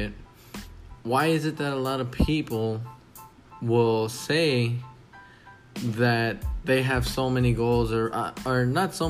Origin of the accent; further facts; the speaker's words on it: Texas, United States; It pays good down here. I'm from Texas.